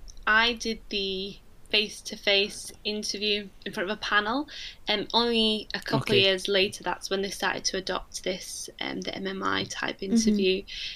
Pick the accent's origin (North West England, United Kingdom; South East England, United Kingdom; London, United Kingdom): North West England, United Kingdom; Manchester; So because I'm from Manchester and it's so close to get to uni, I just live at home.